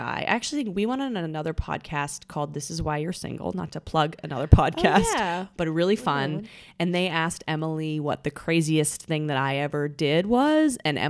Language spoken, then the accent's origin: English; Vancouver, British Columbia, Canada; moved away as an adult; now in New York, United States; I'm from Canada. I moved here for college.